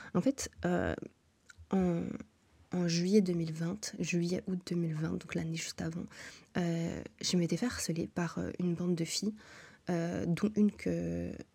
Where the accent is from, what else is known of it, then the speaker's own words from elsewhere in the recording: Brussels, Brussels-Capital Region, Belgium; moved away as an adult; also born or lived in Montreal, Canada; Depuis que je suis née, je suis à Bruxelles